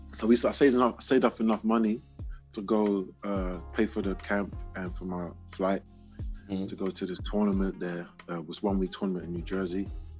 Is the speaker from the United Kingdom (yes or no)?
yes; London, United Kingdom; I'm a kid from South London, Ghanaian heritage.